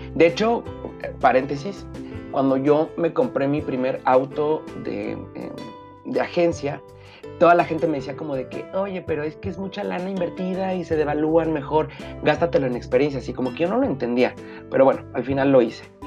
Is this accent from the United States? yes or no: no; Mexico; como buen mexicano